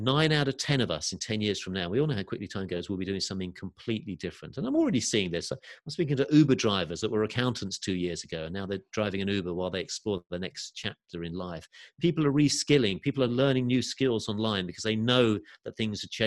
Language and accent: English; England, United Kingdom; moved away; also born or lived in California; I've got family over here in the UK and, you know, obviously getting a little bit older and mum and nieces and nephews I wasn't seeing as much. And I also went through a divorce this year. So that was another reason to think, okay, you know, maybe I'll re-explore coming back to England.